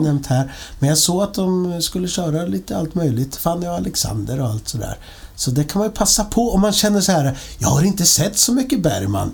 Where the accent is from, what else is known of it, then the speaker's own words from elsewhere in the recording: Linköping, Östergötland, Sweden; jag är ju från Linköping